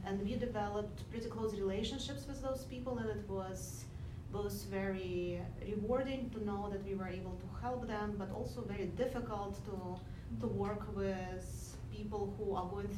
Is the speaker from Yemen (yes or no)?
no; Lviv, Lviv Oblast, Ukraine; moved away; I am myself originally from Ukraine, from Lviv, and have many family members and friends still in Ukraine and Lviv